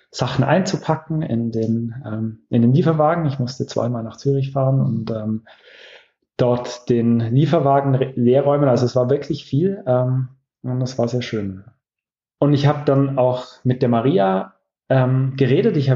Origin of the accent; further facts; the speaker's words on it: Russia; born there; Ich bin 18 Jahre alt und ich bin in Russland geboren.